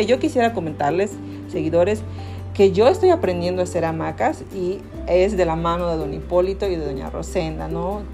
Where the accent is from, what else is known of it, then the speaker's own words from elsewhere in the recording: Yucatán, Mexico; yo soy yucateca